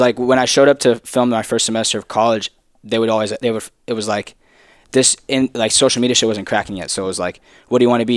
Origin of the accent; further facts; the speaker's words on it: Texas, United States; I'm from Texas.